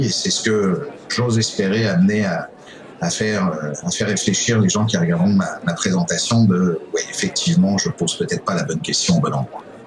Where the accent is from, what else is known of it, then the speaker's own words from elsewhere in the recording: France; moved away as an adult; now in Quebec City, Canada; je suis arrivé à Québec, je suis français d'origine, je, je, suis évidemment citoyen canadien, arrivé à Québec en 2011